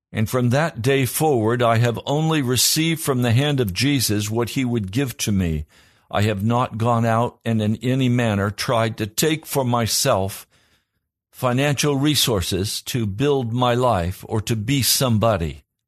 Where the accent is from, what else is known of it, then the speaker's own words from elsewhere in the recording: Pennsylvania, United States; I was from Pennsylvania.